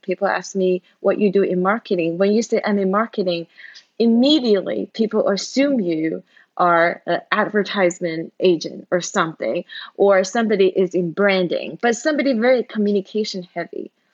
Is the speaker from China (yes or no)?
yes; China; moved away as an adult; now in United States; I grew up in China back then the China was still very poor.